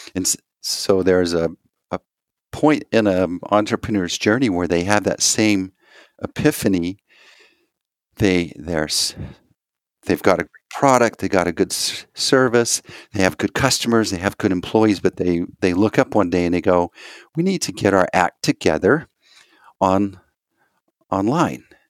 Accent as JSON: {"language": "English", "region": "Texas", "country": "United States", "said": "I'm from Texas"}